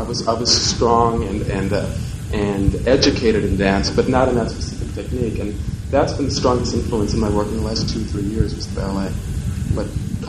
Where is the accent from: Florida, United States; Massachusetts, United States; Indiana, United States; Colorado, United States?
Indiana, United States; I was raised in Indiana, and there wasn't a lot of dancing going on.